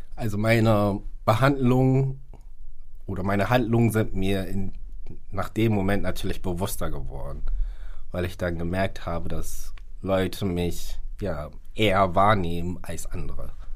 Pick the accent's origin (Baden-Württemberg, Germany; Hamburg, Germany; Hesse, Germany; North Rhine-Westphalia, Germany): Hamburg, Germany; also born or lived in Ghana; gebürtig aus Ghana und lebe seit meiner Lebenszeit hier in Hamburg